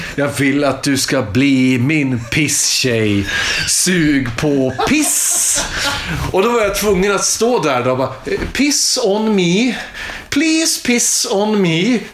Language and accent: Swedish; Iggesund, Gävleborg County, Sweden; jag är från Iggesund som ligger utanför Hudiksvall. Hudiksvall ligger i Hälsingland